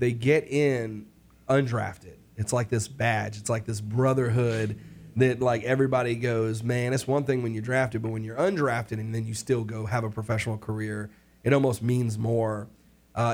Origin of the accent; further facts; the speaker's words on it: New York, United States; I'm from New York.